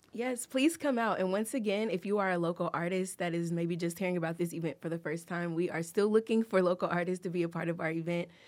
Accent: Tennessee, United States; moved away as an adult; now in Sioux Falls, United States; I'm actually from Tennessee. I've only lived here for a little less than two years

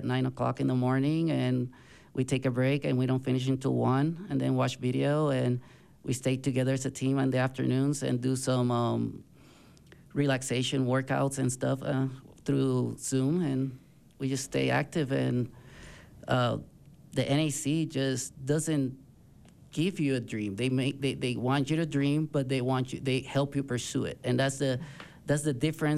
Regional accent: Puerto Rico; moved away; I am originally born and raised in Puerto Rico.

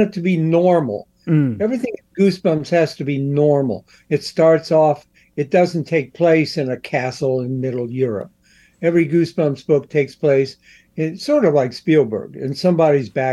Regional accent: Columbus, Ohio, United States; born or raised there

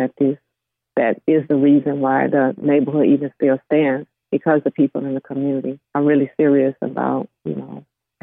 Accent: Florida, United States; I grew up actually in Florida

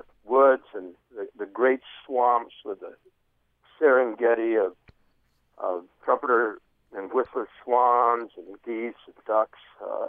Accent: Michigan, United States; now in Emigrant, Montana, United States; I grew up in Michigan

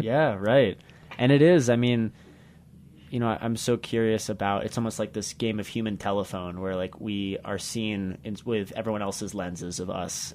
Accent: United States; also born or lived in Uganda; now in Carbondale, United States; my home country of America

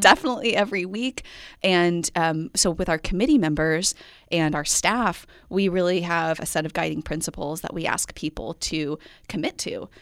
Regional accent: Midwest, United States; moved away; also born or lived in Central Coast, California; I'm from the Midwest

